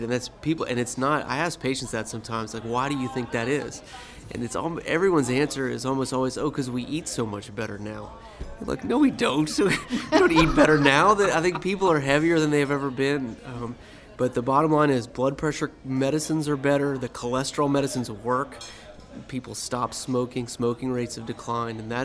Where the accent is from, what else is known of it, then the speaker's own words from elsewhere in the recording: Mandeville, Louisiana, United States; I grew up in the Mandeville-Covington area, and I love the outdoors, and there's no place better than Louisiana for that.